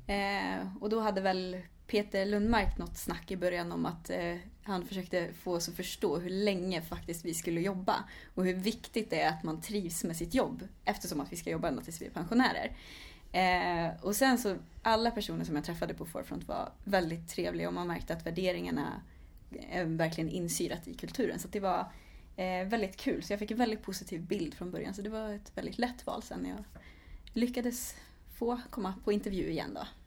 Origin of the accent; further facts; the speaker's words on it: Vara, Västra Götaland, Sweden; moved away as an adult; also born or lived in Lund; now in Stockholm, Sweden; jag kommer ifrån Västergötland, eh, ifrån ett litet ställe som heter Vara